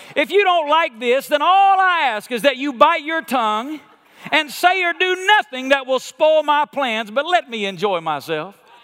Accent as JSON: {"language": "English", "region": "Alabama", "country": "United States", "tie": "born or raised there", "said": "When I was a kid, I grew up in Alabama"}